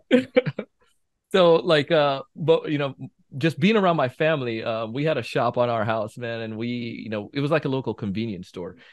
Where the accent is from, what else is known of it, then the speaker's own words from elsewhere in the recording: Jamaica; moved away; growing up in Jamaica as a kid